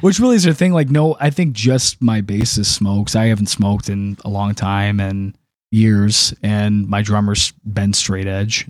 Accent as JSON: {"language": "English", "town": "Detroit", "region": "Michigan", "country": "United States", "also_born_or_lived": "Macomb County", "said": "originally, um, like, East Metro Detroit, I've lived up and down Gratiot Avenue"}